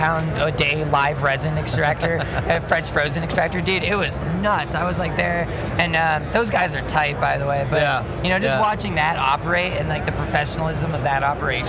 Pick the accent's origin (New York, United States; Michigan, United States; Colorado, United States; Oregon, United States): Colorado, United States; Mead; also born or lived in Black Hawk, Colorado; I grew up in Mead, near Longmont, but I live in Blackhawk now.